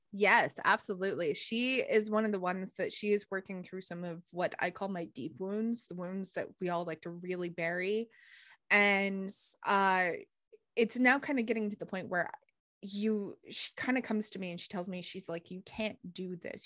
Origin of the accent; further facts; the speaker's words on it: United States; growing up in America